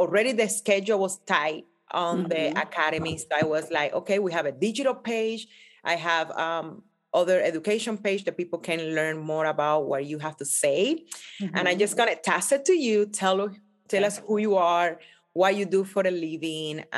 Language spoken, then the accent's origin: English; Cuba; now in United States; growing up in Cuba, coming to America